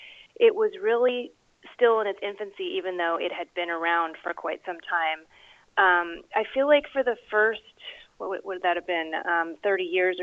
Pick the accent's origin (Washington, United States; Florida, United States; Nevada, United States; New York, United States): Washington, United States; Seattle; I grew up in Seattle, where I believe you're based.